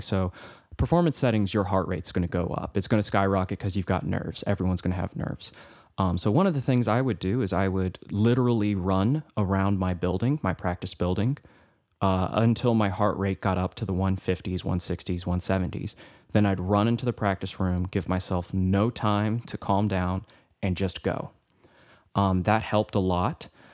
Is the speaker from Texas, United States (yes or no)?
no; Cookeville, Tennessee, United States; I was from Cookville, which is an hour away